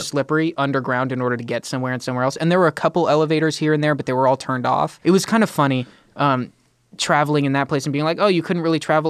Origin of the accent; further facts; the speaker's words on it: California, United States; As a Californian, my entire life